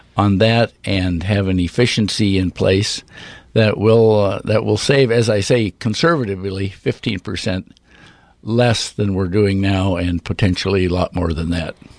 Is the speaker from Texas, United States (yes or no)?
no; Redmond, Oregon, United States; when I grew up in Redmond